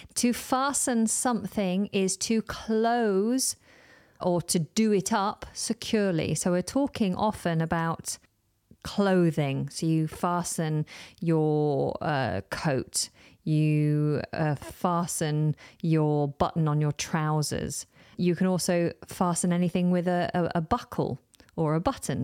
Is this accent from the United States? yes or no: no; United Kingdom; within the U K, we more often in conversation refer